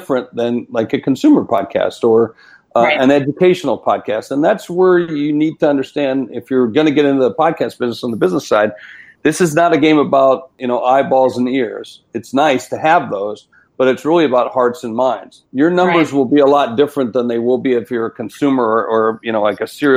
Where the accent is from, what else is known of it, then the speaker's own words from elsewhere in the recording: South Dakota, United States; I'm from South Dakota, you know, I'm a hunter